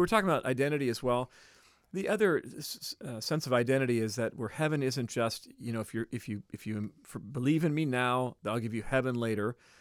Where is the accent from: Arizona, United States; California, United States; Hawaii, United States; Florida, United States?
California, United States; Bay Area; growing up in the Bay Area